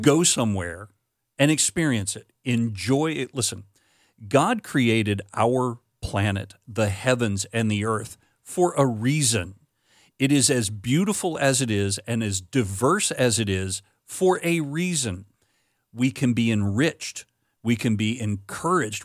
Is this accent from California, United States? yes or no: no; Florida, United States; moved away as an adult; also born or lived in Wisconsin; we're growing up in Florida